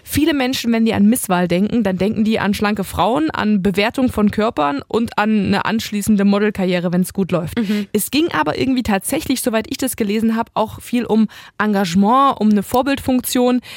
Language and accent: German; Halle, Saxony-Anhalt, Germany; Ich bin ja gebürtige Hallenserin.